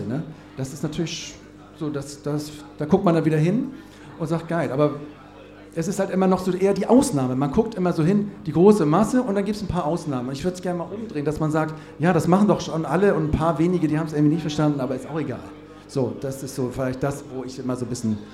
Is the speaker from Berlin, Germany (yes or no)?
no; Cologne, North Rhine-Westphalia, Germany; ich komme aus Köln